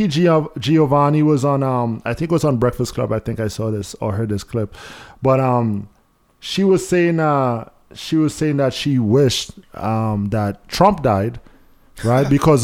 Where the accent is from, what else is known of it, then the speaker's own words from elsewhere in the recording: Trinidad & Tobago; I'm Trini